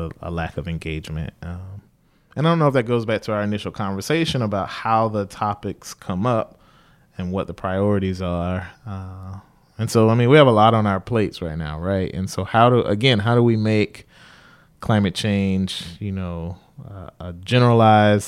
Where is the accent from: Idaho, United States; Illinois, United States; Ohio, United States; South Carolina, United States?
South Carolina, United States; moved away; I grew up in like a small rural town in South Carolina.